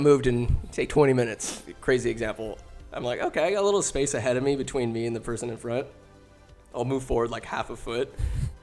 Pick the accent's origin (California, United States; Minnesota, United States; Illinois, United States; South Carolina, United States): California, United States; Winters; Born and raised in Winters, California